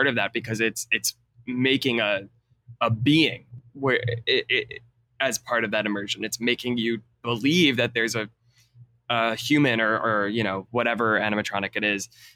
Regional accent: Long Island, New York, United States; I was born and raised on Long Island, and I still live there.

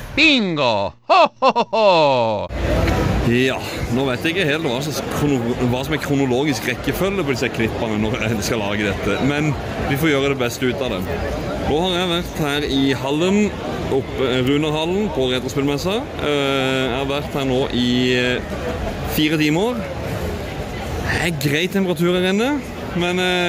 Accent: Northern Norway, Norway; Vi andre andre fra Nord-Norge

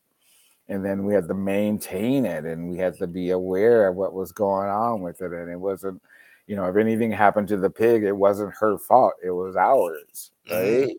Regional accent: Pensacola, Florida, United States; also born or lived in Snow Hill, Alabama; I grew up in Pensacola, Florida

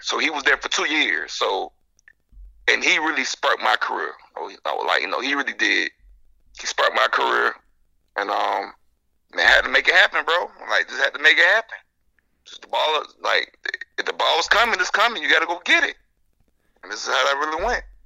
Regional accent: Jacksonville, Florida, United States; moved away as an adult; also born or lived in Illinois; I'm from Jacksonville

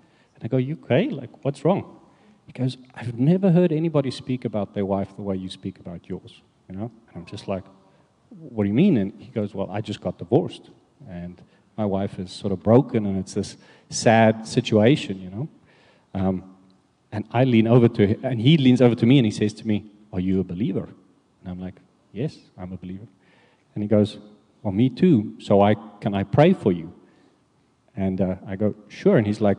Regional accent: South Africa; moved away; as you know, we came from South Africa, and when we arrived here, we were very alone at the beginning, looking for a church.

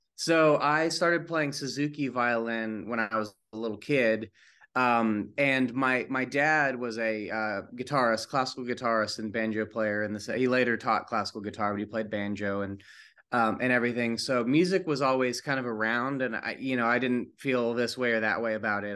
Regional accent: East Tennessee, United States; I grew up in East Tennessee

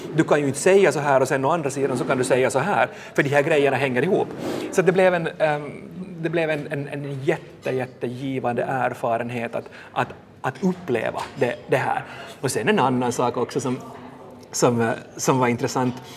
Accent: Vaasa, Ostrobothnia, Finland; also born or lived in Helsinki region; now in Helsinki, Finland; jag kommer själv från, från Vasa och nu, nu bor här

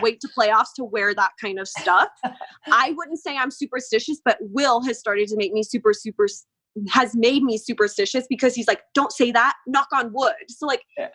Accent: Las Vegas, Nevada, United States; I grew up here in Vegas.

